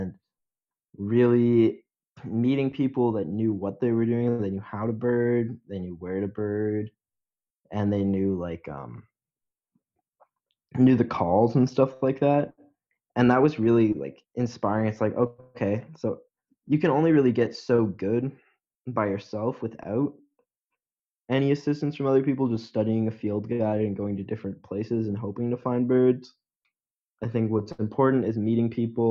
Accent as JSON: {"language": "English", "country": "Canada", "said": "as a Canadian"}